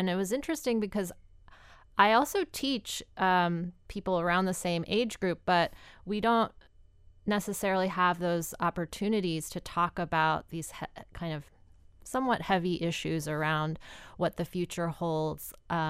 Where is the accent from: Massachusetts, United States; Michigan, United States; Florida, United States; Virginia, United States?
Virginia, United States; Virginia Beach; now in Chicago, United States; I love living near the ocean. I grew up in Virginia Beach, Virginia, so I'm kind of, and I'm just like, I love the water.